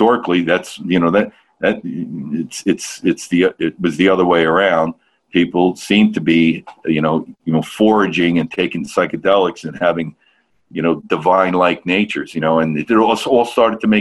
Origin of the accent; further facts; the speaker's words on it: New Jersey, United States; I'm from North Jersey